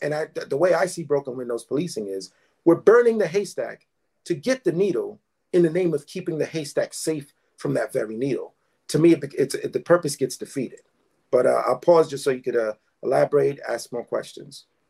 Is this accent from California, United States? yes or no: no; New York City, New York, United States; I was born and raised in East Flatbush, Brooklyn. That's where I still live.